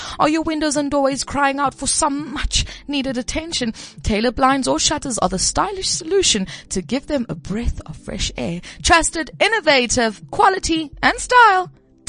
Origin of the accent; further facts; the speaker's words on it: Pretoria, Gauteng, South Africa; I'm from Pretoria.